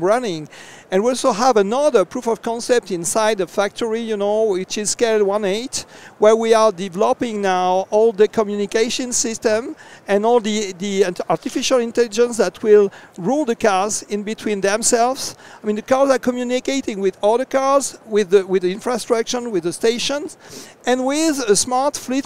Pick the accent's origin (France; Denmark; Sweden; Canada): France; from France